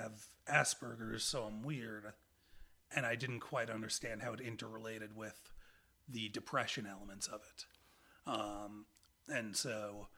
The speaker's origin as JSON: {"language": "English", "area": "Long Island", "region": "New York", "country": "United States", "tie": "born or raised there", "said": "Long Island, which is where I grew up."}